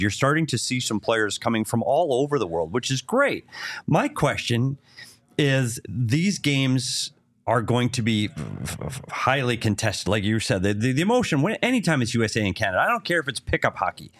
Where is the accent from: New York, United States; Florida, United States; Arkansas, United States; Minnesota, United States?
Minnesota, United States; now in Arizona, United States; I'm from Minnesota